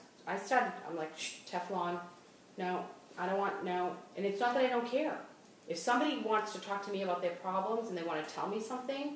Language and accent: English; Boston, Massachusetts, United States; accent: Boston; moved away